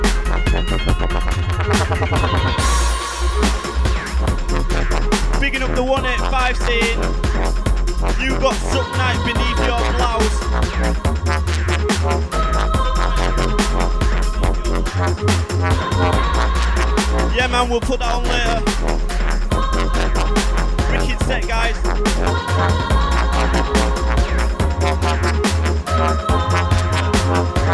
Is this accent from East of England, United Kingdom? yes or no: no; Huddersfield, Yorkshire and the Humber, United Kingdom; Huddersfield, mate.